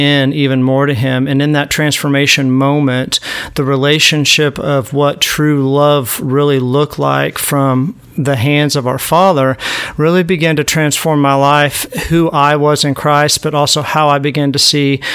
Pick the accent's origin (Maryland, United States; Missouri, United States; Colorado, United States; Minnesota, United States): Missouri, United States; Southwest; I'm from Southwest Missouri